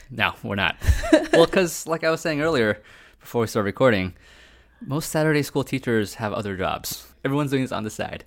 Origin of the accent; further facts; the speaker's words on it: United States; as Americans